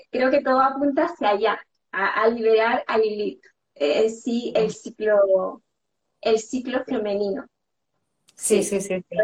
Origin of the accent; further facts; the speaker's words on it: Chile; moved away as an adult; now in Barcelona, Spain; empecé con estudiar coaching, eh, que me fui de Chile a Barcelona